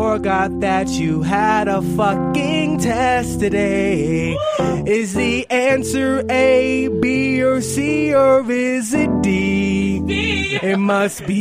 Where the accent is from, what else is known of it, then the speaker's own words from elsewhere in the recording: Panama; I'm not even black. I'm Panamanian